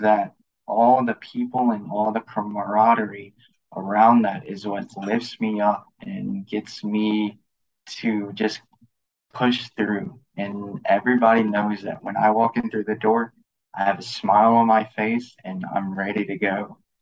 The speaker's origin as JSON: {"language": "English", "town": "Lafayette", "region": "Louisiana", "country": "United States", "also_born_or_lived": "California", "moved": "as an adult", "said": "my background is I'm from Lafayette, Louisiana"}